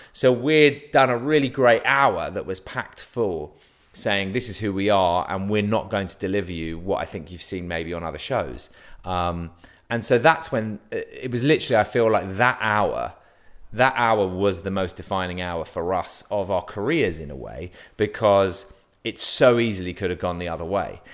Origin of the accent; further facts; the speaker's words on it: London, United Kingdom; moved away as an adult; now in Los Angeles, United States; I'm a Londoner